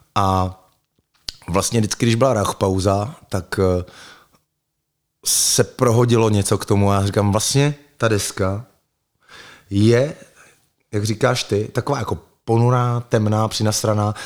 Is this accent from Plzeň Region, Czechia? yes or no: no; Litvínov, Ústí nad Labem Region, Czechia; now in Prague, Czech Republic; v Litvínově Janově, odkud pocházím